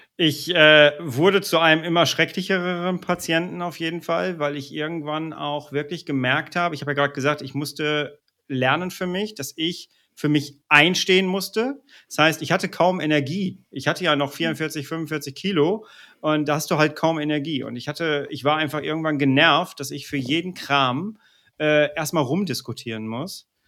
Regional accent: Ruhr area, North Rhine-Westphalia, Germany; ich komme aus dem Ruhrpott, wir sind nicht weit weg voneinander. Du kennst die Mentalität hier im Ruhrpott

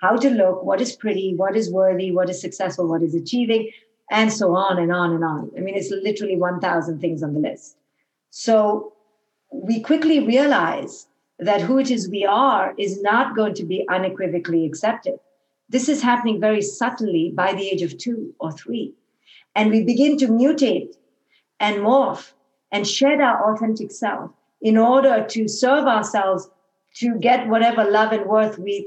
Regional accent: India; moved away; when I was raised in India

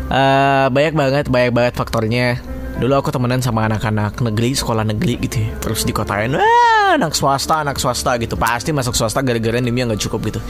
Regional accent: Pontianak, West Kalimantan, Indonesia; kita lomba uh, lomba di antar pelajar di kotaku lah waktu itu di Pontianak

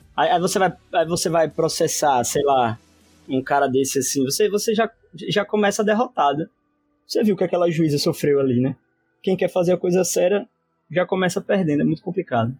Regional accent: Sergipe, Brazil; also born or lived in Rio de Janeiro; eu como sergipano

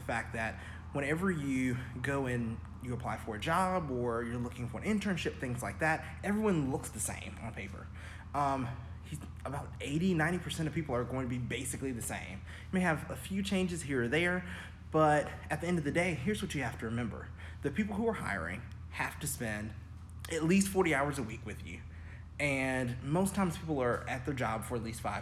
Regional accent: Auburn, Alabama, United States; also born or lived in Birmingham, Alabama; I grew up, born and raised in Auburn, Alabama

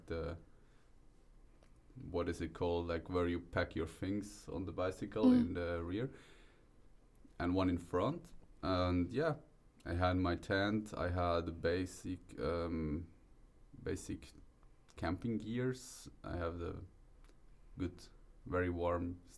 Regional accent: Switzerland; moved away as an adult; now in Odense, Denmark; I'm from Switzerland, doing my exchange here in Onse

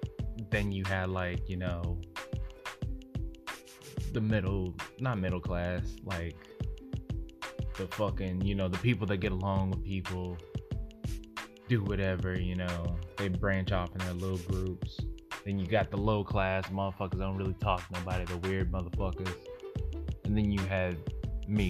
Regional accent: Oklahoma, United States; now in Texas, United States; I'm from Oklahoma

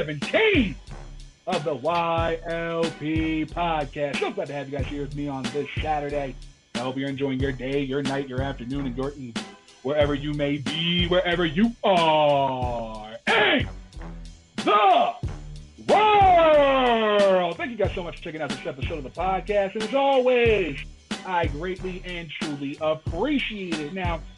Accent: New Jersey, United States; moved away; my home state of New Jersey. Kingsburg, to be exact. That's like not even like 20, 30 minutes from like where I used to live.

